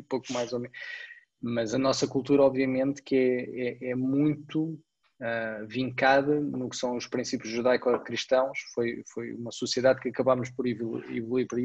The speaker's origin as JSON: {"language": "Portuguese", "country": "Portugal", "said": "nós somos portugueses"}